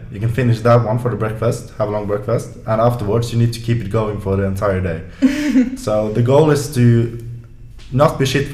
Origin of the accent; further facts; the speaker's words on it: Bergen, Vestland, Norway; now in Trondheim, Norway; I'm from Bergen